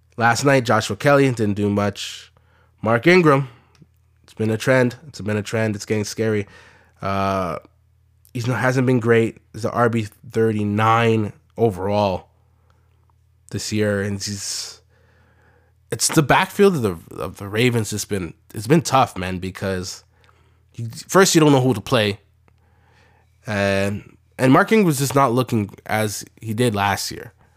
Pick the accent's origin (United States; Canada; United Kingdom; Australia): Canada; we're Canadian